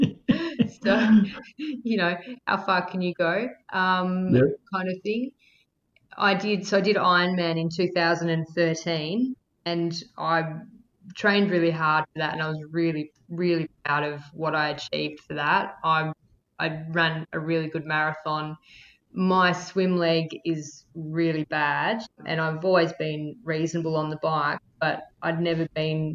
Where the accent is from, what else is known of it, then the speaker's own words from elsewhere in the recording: Victoria, Australia; moved away as an adult; also born or lived in Melbourne; now in Western Australia, Australia; I'm from Victoria originally, and I was from a little country town, and I moved to Melbourne to study design